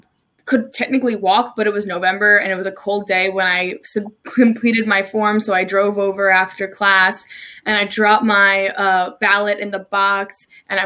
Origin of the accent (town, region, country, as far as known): New Jersey, United States; moved away as an adult; also born or lived in Maryland; now in Salisbury, United States